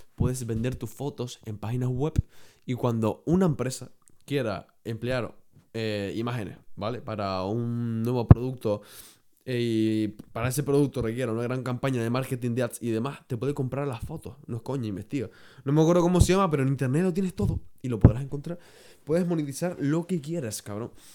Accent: Canary Islands, Spain; yo soy canario

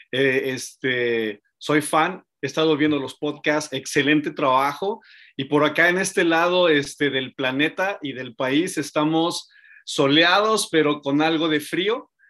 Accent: Mexico City, Mexico; born there; Mira, eh, yo nací en Ciudad de México

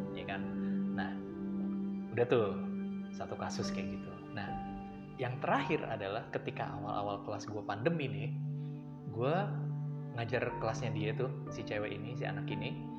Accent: Depok, West Java, Indonesia; di kampungan gue tuh di daerah Cagar Alam Depok situ anak Depok

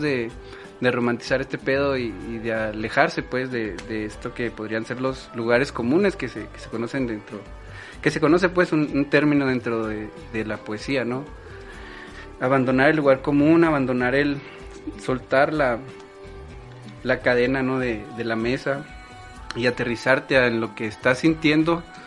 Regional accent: Chihuahua, Mexico; soy originario de Chihuahua, Chihuahua.

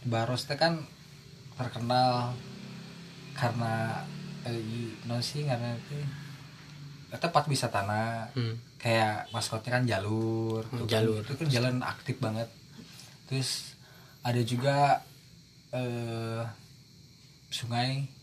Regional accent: Sukabumi, West Java, Indonesia; born there; ngomongin tentang kota kelahiran saya sendiri yaitu Sukabumi meskipun ya kotanya nggak gede-gede

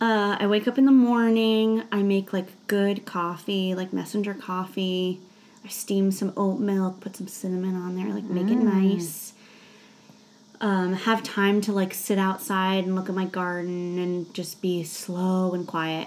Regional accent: Nyack, New York, United States; moved away; I grew up in a little town north of New York City called Nyack, New York.

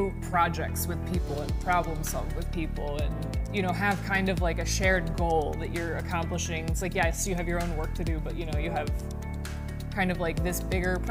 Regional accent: D.C., Maryland, United States; moved away as an adult; also born or lived in Pennsylvania / Texas; now in Chicago, United States; I grew up in Maryland, outside of Washington, D.C.

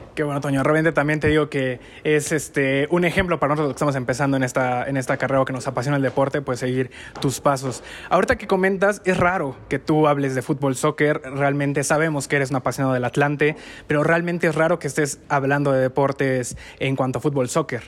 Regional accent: Mexico; somos mexicanos

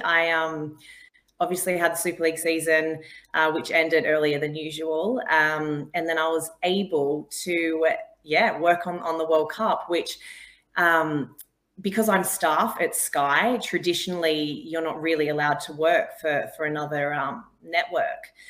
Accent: Australia; now in England; I'm not English. I'm Australian, but I think I've lived here for such a long time now

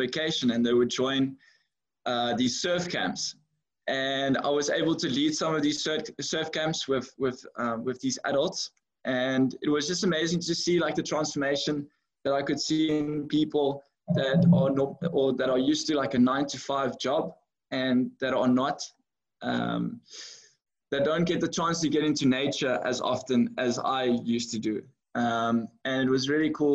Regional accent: George, Western Cape, South Africa; also born or lived in Philippines / Netherlands; I was born and raised in George

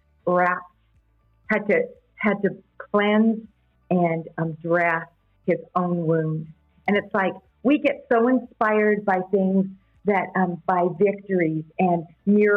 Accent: Canada; I'm from Canada

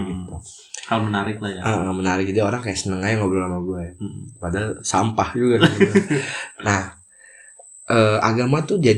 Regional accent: Jakarta, Indonesia; gue di Jakarta gue dari kecil tuh emang di Jakarta dari SD SMP

